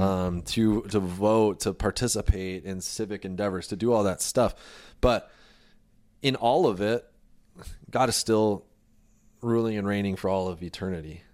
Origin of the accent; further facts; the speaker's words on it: United States; I was born here. I was born in the United States